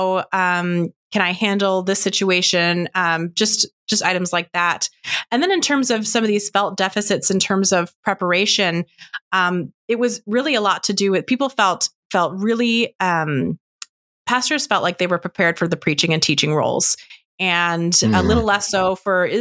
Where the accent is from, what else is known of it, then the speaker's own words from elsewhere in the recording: an hour west of Ottawa, Ontario, Canada; moved away as an adult; also born or lived in United States; I grew up in Canada. I am Canadian, and I grew up in a small rural church just about an hour west of Ottawa